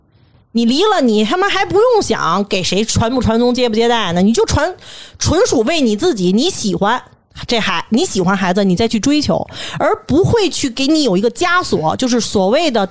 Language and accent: Chinese; Beijing, China; 就是说，咱们北京人特别粗糙一句话